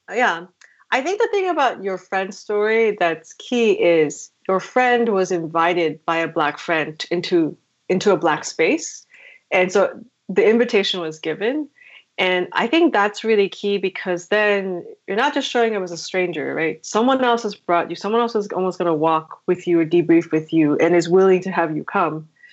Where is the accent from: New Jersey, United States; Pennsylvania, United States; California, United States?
New Jersey, United States